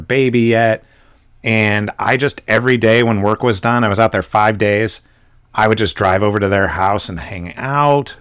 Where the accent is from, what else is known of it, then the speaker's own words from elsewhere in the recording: West Coast, United States; So I live on the West Coast. I grew up on the West Coast.